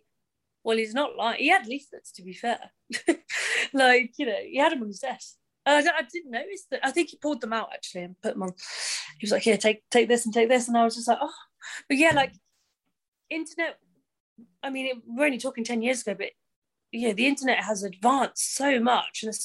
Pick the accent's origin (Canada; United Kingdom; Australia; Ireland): United Kingdom; Cambridge, East of England; I was a Cambridge girl. I was, you know, born and bred in Cambridge.